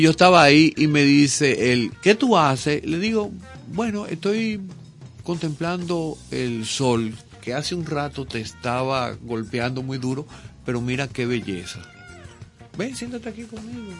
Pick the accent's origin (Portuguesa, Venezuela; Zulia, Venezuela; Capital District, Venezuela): Portuguesa, Venezuela; also born or lived in Caracas, Venezuela; nosotros nos mudamos de Caracas a, un proyecto agrícola en medio del llano en el estado portuguesa